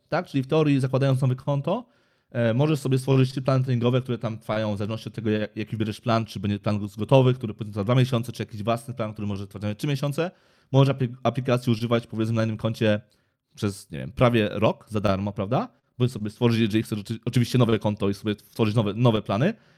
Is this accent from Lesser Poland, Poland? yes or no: yes; Kraków, Lesser Poland, Poland; jestem tu z Krakowa